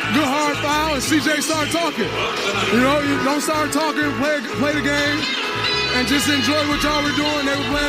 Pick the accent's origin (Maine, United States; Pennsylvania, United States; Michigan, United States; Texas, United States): Michigan, United States; Saginaw; I grew up in Saginaw, Michigan. That's how we play.